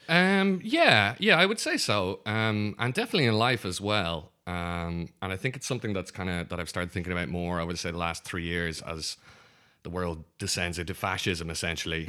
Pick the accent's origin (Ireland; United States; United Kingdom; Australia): Ireland; growing up in Ireland is like we've got, um, well, when I grew up, only two television stations